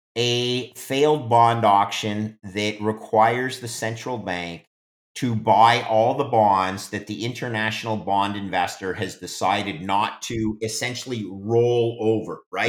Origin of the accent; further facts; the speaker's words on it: Canada; I'm English Canadian